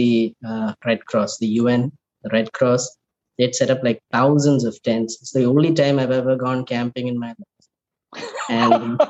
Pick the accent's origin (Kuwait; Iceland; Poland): Kuwait; Born and raised in Kuwait. I was there during the Gulf War. We lived in Kuwait for another 2 months after Iraq had invaded Kuwait.